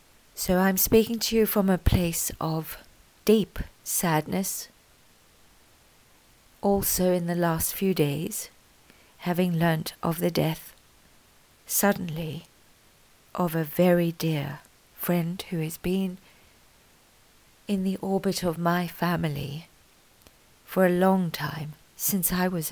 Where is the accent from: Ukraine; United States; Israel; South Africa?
South Africa; I am proudly South African. I am also proudly British. And I gave birth to two beautiful human beings in Australia.